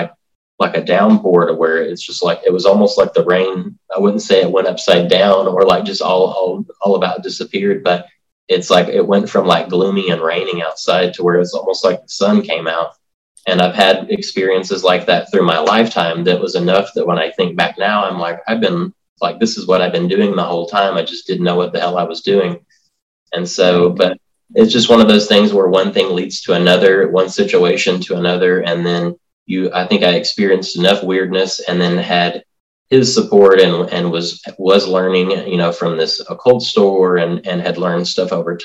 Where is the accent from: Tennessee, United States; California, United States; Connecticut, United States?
Tennessee, United States; I basically grew up in Tennessee, like in the foothills. I grew up like in McNary County, in a town outside of town called Raymer.